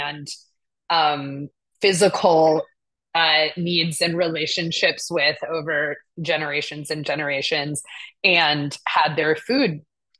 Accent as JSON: {"language": "English", "country": "United States", "tie": "born or raised there", "also_born_or_lived": "Jerusalem / Brooklyn, New York", "said": "I was raised to be really critical of the history of colonialism and genocide here in the United States"}